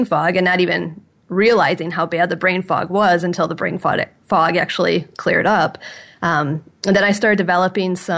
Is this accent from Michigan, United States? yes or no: yes; about 20 miles north of Detroit, Michigan, United States; I grew up about 20 miles north of Detroit, so I'm from Michigan